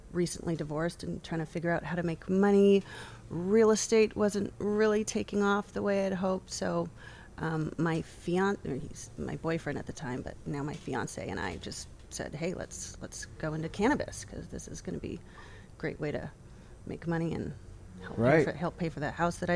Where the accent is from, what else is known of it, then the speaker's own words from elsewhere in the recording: Laguna Beach, California, United States; also born or lived in Boston; Born in Boston, raised in Laguna Beach, California